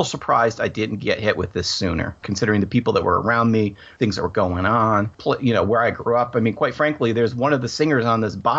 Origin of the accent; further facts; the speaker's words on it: Ann Arbor, Michigan, United States; Where I live here in Ann Arbor